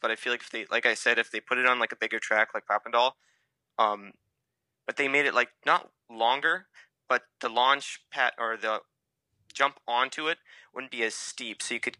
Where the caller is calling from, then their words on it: San Diego, California, United States; I'm calling from San Diego.